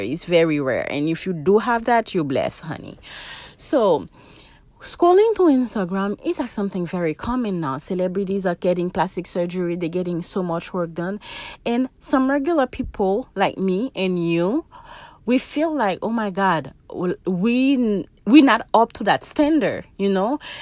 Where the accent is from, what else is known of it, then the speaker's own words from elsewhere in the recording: Haiti; now in United States; I'm from Haiti